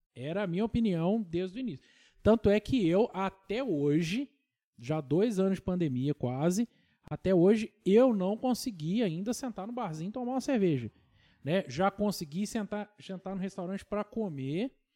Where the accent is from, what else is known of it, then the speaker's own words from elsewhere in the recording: Tocantins, Minas Gerais, Brazil; eu sou do Tocantins original